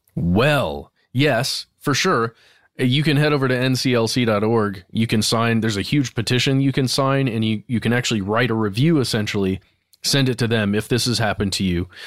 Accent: United States; as I am an American

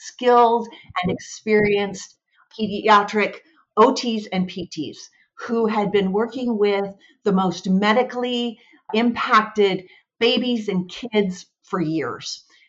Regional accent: Washington, United States; moved away as an adult; also born or lived in Michigan; I was born and raised in Washington

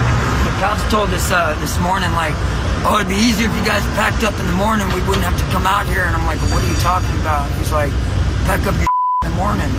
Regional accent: United States; now in San Francisco, United States; Louisiana, Texas area.

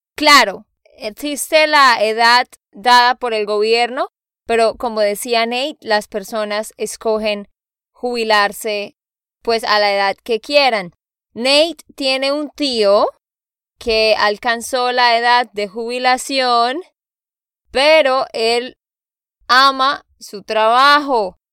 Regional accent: Santander, Colombia; de Santander, Colombia

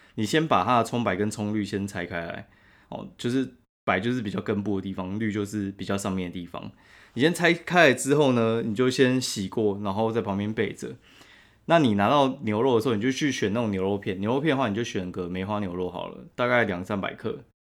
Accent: Taiwan; 我们台湾人超喜欢吃补的

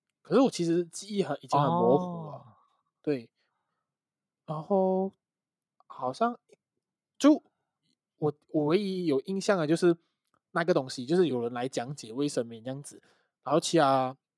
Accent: Malaysia; 身为马来西亚人，就算国旗再难画，我还是会画好好，因为我爱马来西亚。

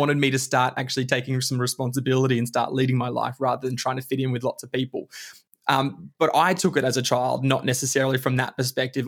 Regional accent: Bundaberg, Queensland, Australia; also born or lived in Alice Springs; now in Melbourne, Australia; we moved back to Bundaberg when I was about six years old, and then spent most of my life living in Bundaberg

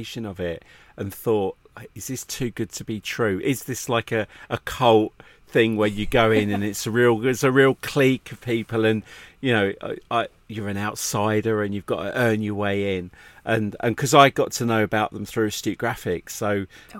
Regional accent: England, United Kingdom; being English

